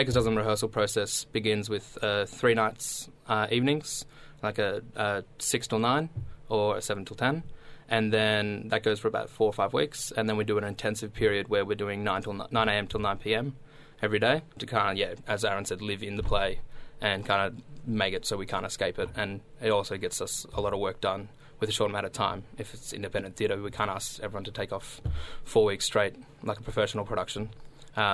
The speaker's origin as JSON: {"language": "English", "town": "Wood End", "region": "England", "country": "United Kingdom", "tie": "born or raised there", "said": "I grew up in Wood End"}